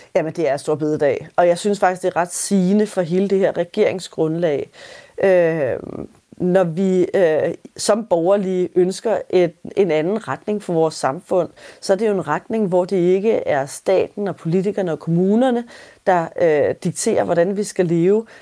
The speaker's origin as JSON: {"language": "Danish", "country": "Denmark", "said": "hvor meget af traditionerne og, og vores kultur betyder for os som danskere"}